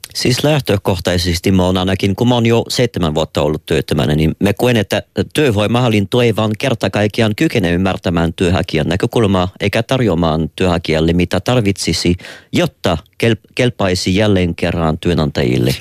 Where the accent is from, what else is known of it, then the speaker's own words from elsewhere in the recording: Quebec, Canada; Finnish is a second language; now in Finland; mä oonkin Quebecista, joka on vielä jääkiekko painotteisempi kuin muu Kanada.